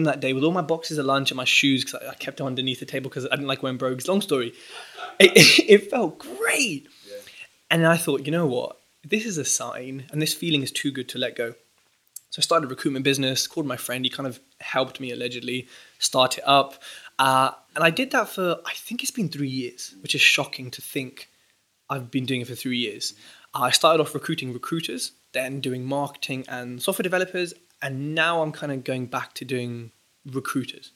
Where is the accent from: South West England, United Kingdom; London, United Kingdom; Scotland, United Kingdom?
London, United Kingdom; Southall; I was raised in Southall